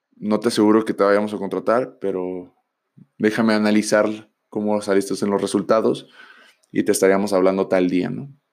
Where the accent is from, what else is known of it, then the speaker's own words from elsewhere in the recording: Tijuana, Baja California, Mexico; Yo soy de Tijuana